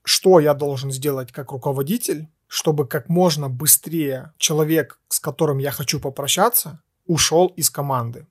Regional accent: Ukraine; мы из Украины

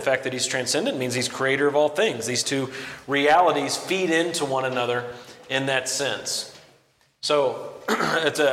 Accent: close to Arkansas, the lower Midwest, United States; The lower Midwest, in fact, close to Arkansas

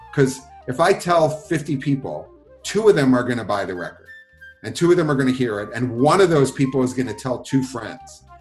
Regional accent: Philadelphia, Pennsylvania, United States; I grew up in Philadelphia

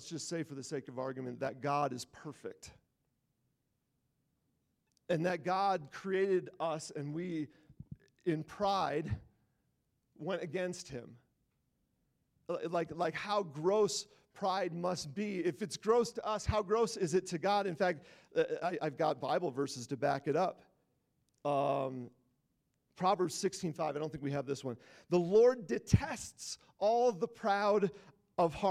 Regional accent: Wisconsin, United States; moved away; I'm from Wisconsin. Everybody played trump games. So, like, it's like what we do there

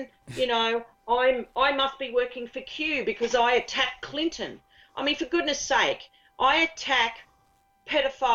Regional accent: Australia; being Australian. My sense of humour is Australian

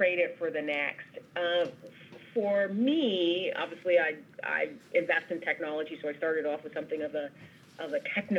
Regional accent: New York City, New York, United States; I totally identify as a New Yorker

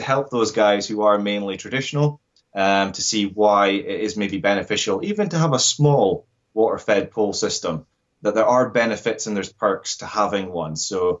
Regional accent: Scotland, United Kingdom

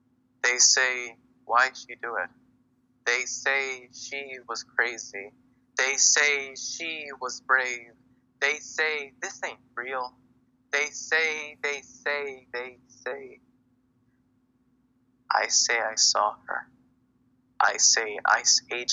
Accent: Houston, Texas, United States; I'm mostly from Houston

